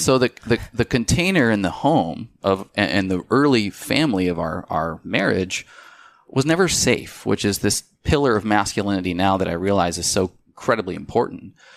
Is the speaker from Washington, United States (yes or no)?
yes; Spokane, Washington, United States; moved away as an adult; also born or lived in Seattle, Washington; We're from Spokane.